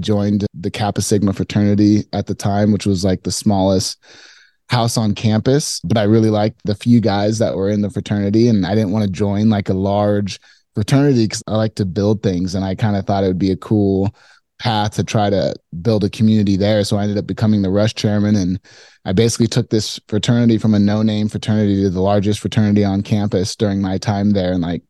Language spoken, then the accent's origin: English; Phoenix, Arizona, United States; So I grew up in Phoenix. Very hot place.